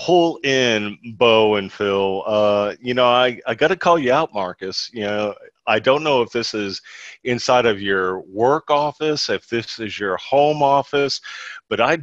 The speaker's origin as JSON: {"language": "English", "country": "Ireland", "said": "as an Irishman"}